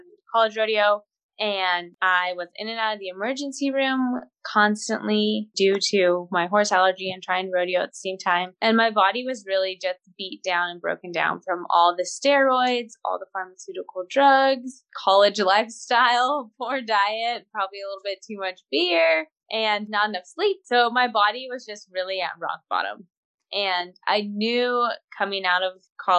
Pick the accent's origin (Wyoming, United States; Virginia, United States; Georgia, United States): Wyoming, United States; moved away as an adult; also born or lived in Panhandle of Oklahoma; now in Oklahoma, United States; I grew up in Wyoming